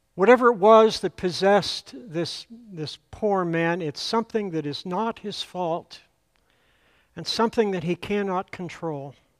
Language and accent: English; Altoona, Pennsylvania, United States; moved away; my first pastor in the church where I grew up back in Altoona, Pennsylvania